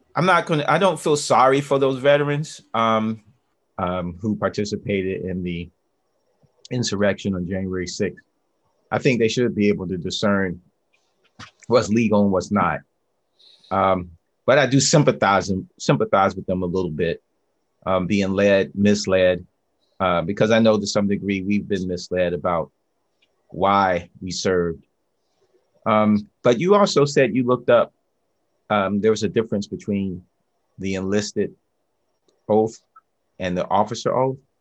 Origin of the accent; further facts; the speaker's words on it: the South, United States; also born or lived in Northeast US / Midwest US / West Coast US; now in West Coast, United States; I'm a Southerner, and I'm uh, grew up missionary Baptist